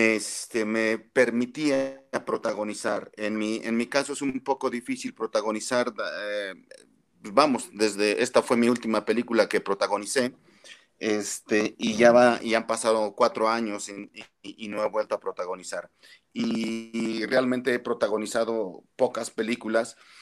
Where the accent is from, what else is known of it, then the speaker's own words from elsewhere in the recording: Mexico; como mexicanos